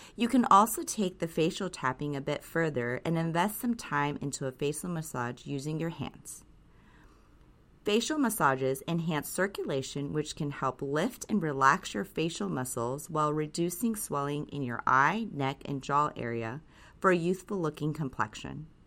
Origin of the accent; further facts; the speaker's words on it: Japan; Growing up in Japan, I would always watch my grandmother and aunt take such care of their skin